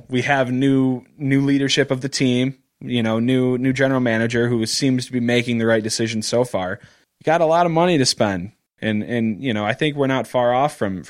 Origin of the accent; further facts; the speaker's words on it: Rochester, Michigan, United States; also born or lived in Royal Oak, Michigan; So I've grown up in Rochester, went through the Rochester School District. All of my schools, it's a small area.